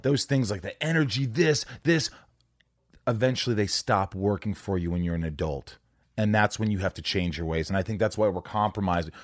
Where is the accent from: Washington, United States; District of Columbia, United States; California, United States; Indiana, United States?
Indiana, United States; also born or lived in New York; I lived there for the first eight years